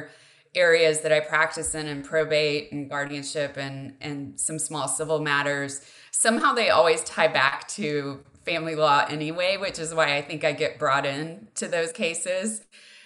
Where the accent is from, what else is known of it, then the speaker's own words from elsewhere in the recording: Texas, United States; relocating back to Texas, which is my home state